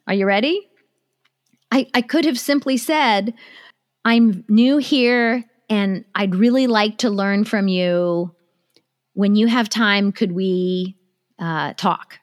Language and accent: English; United States; also born or lived in Japan; I was born in Japan, but I grew up in America